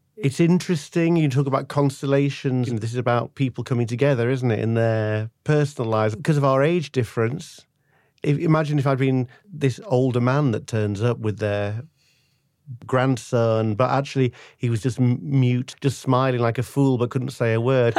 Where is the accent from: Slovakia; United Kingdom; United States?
United Kingdom; Manchester, North West England; now in London, United Kingdom; I'm English, uh, originally from Manchester